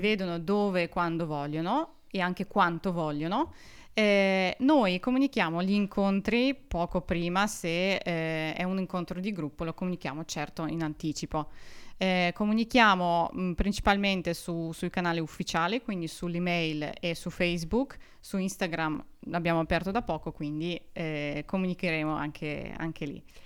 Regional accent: Urals, Russia; first language Russian; Italian is a second language; moved away as an adult; now in Trento, Italy; io sono di origine russa, vengo dalla fredda Russia, ovvero dagli Urali, e vivo in Italia da quattro anni e mezzo più o meno

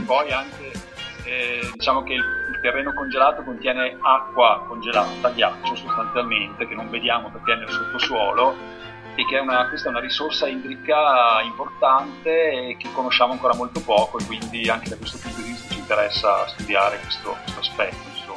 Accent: Trentino-Alto Adige, Italy; moved away as an adult; also born or lived in Milan; now in Pavia, Italy; sono originario del Trentino

